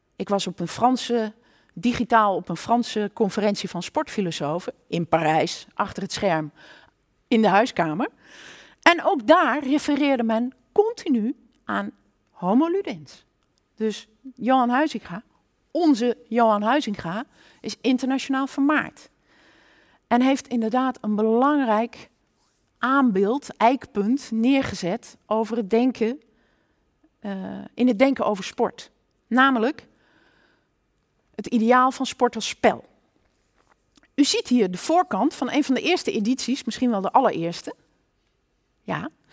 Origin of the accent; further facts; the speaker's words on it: Nijmegen, Gelderland, Netherlands; ik kom uit Nijmegen, een kind van deze stad